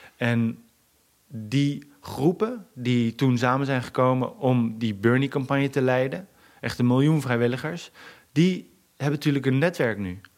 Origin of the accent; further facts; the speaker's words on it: Groningen, Netherlands; kom uit Bijem. Bijem is een buitenwijk in Groningen.